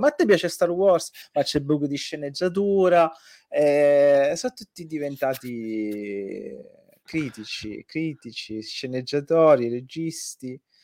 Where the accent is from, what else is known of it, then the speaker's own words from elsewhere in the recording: Sicily, Italy; io sono nato in un paesino di, della provincia siciliana